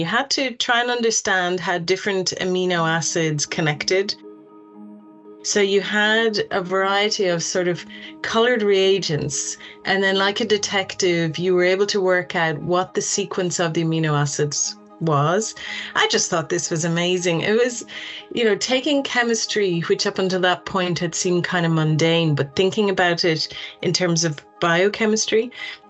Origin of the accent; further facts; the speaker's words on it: Dublin, Leinster, Ireland; moved away as an adult; also born or lived in United Kingdom / United States; I'm from Dublin in Ireland